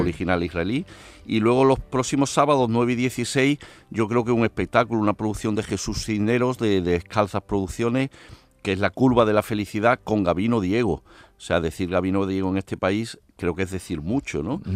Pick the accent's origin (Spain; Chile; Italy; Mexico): Spain; Andalusia; somos andaluces